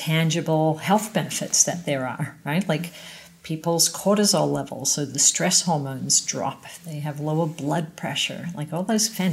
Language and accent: English; Australia; moved away as an adult; now in Canada; being an Aussie